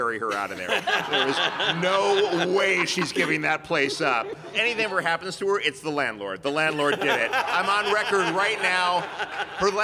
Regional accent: New York City, New York, United States; now in Los Angeles, United States; I grew up in Midtown Manhattan

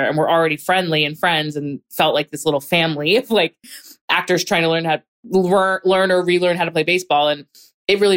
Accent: Hatboro, Pennsylvania, United States; I grew up in a pretty small town. It was a small town surrounded by other towns, so it's not like it was remote or anything. It was definitely small town vibes, called Hatboro

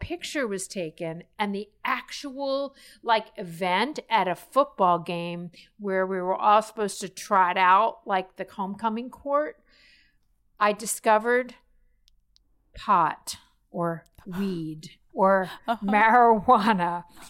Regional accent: Miami Beach, Florida, United States; So growing up in Miami Beach, very late 70s, my neighbors were …, okay?

